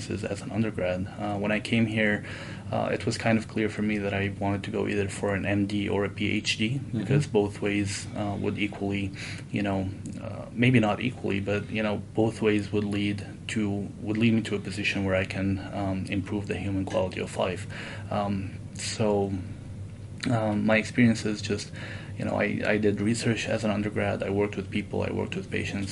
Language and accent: English; Damascus, Damascus Governorate, Syria; moved away as an adult; also born or lived in Saudi Arabia / South Dakota / California; now in Utah, United States; in my area where I grew up in Damascus